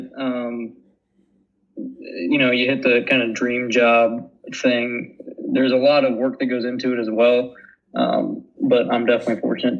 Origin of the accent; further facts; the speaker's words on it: Indiana, United States; now in Iowa, United States; I grew up in Indiana.